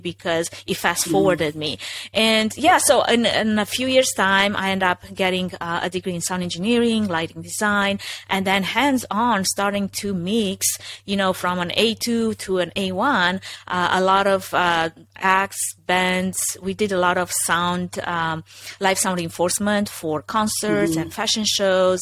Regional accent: Romania; English is a second language; moved away as an adult; now in United States; originally I'm from Romania, if anybody's wondering, if that's not, you know, super evident that I have an accent

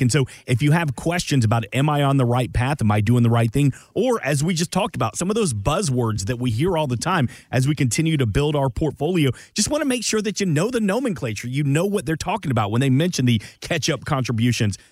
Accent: Atlanta, Georgia, United States; I was born and raised in Atlanta.

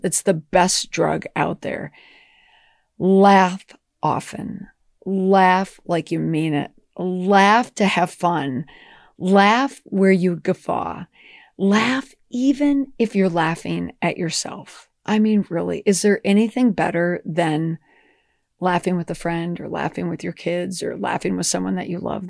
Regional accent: Minnesota, United States; growing up in Minnesota, oh, geez, you know, everyone was so nice to your face

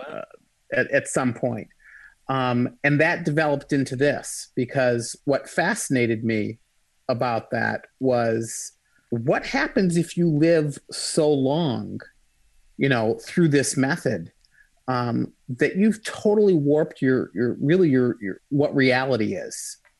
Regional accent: Michigan, United States; I'm from Michigan

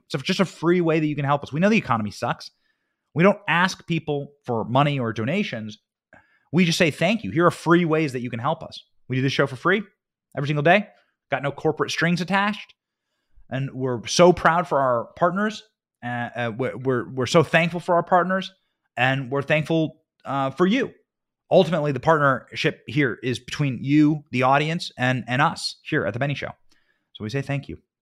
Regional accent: Iowa, United States; moved away; I'm from the Midwest, from Iowa

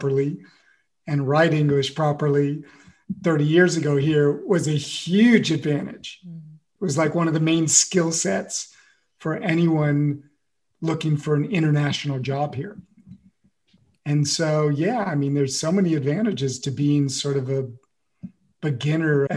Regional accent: United States; moved away as an adult; now in France; I'm the one American, I'm the American

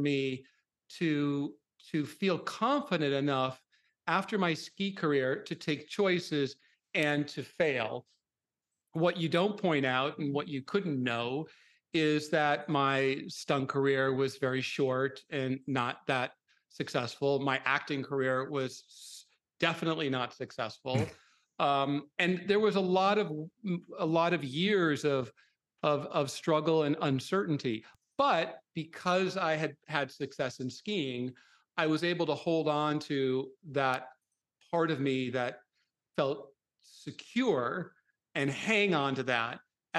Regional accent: Minnesota, United States; I grew up in Minnesota

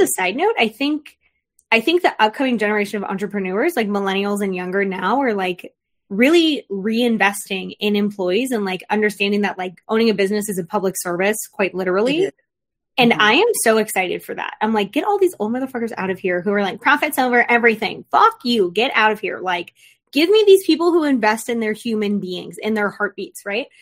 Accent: Florida, United States; I grew up in Florida with a lot of my dad's family

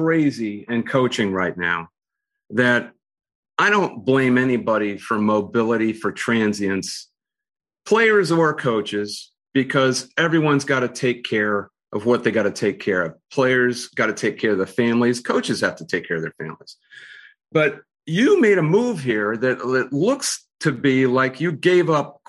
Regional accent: Ohio, United States; I'm from Ohio

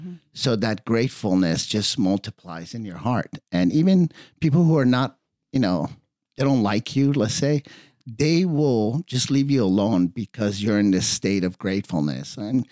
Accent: Redondo Beach, California, United States; also born or lived in Iran; I was born in Iran. We came here in 76 before the revolution. Mm-hmm. And my dad had a car wash on the beach. Mm-hmm. I was a surfer, boogie boarder kid at Redondo.

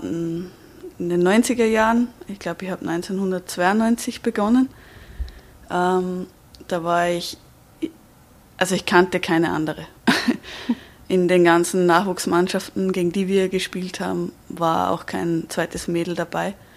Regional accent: Austria; bei uns in Österreich

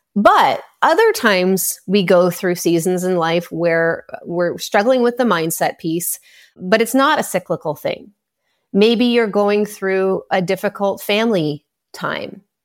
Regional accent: Canada; I'm Canadian

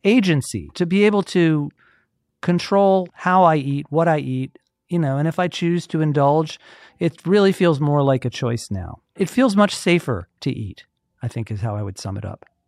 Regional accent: Atlanta, Georgia, United States; I grew up in Atlanta. I've been here my whole

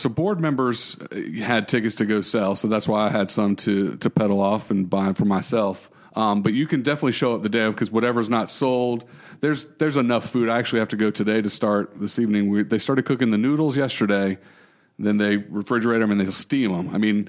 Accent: United States; Because I'm American, right. And that's what you do, right?

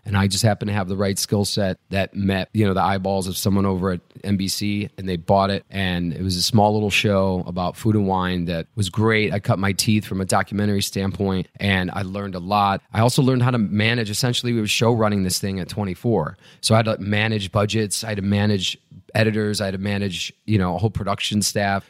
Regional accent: Chicago, Illinois, United States; I grew up right outside Chicago and then moved into the city in high school

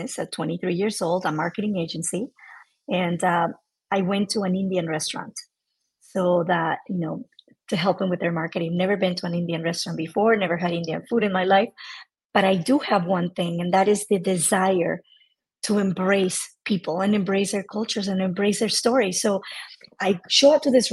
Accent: Mexico; I am 100% Mexican

